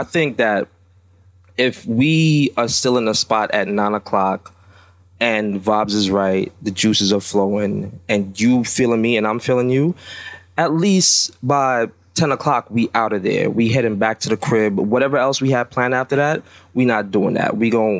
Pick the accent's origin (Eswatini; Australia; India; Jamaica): Jamaica; I'm Jamaican.